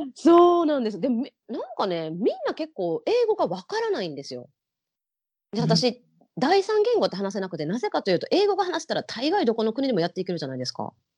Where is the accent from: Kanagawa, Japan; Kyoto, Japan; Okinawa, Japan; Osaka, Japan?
Osaka, Japan; first language Japanese; moved away as an adult; also born or lived in Kansas, United States; now in Sydney, Australia; 私大阪出身なんですけど